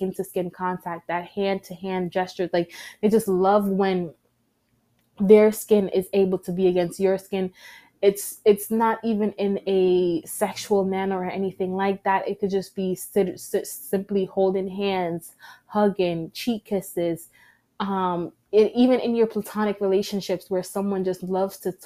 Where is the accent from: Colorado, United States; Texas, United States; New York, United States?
New York, United States; New York City; I am a New Yorker.